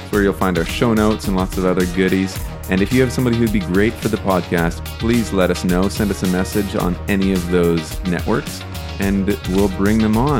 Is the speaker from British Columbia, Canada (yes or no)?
yes; Vancouver Island, British Columbia, Canada; we're from Vancouver Island on the west coast of Canada here